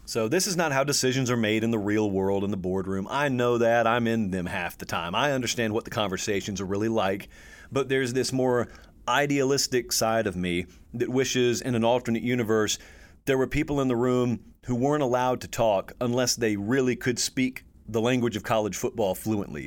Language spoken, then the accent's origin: English; the South, United States; I grew up in the South